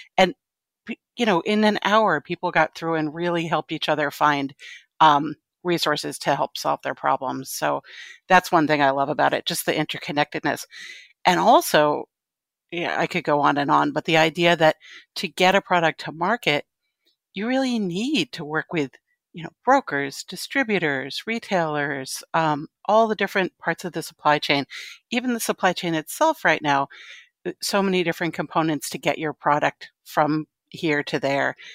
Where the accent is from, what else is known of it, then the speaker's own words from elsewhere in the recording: Connecticut, United States; moved away as an adult; also born or lived in New York City; now in Brooklyn, United States; I grew up in Connecticut